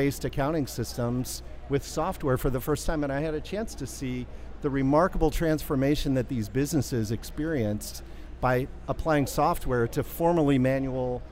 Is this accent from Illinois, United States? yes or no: yes; Chicago, Illinois, United States; my hometown of Chicago